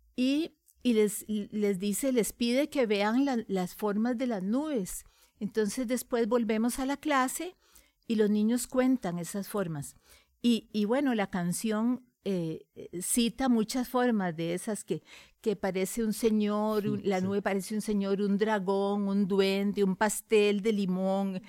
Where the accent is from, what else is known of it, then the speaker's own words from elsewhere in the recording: Costa Rica; soy costarricense, amo a mi país